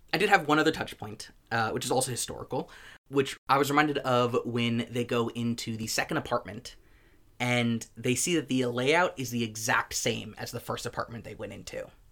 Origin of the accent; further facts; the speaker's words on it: United States; As an American citizen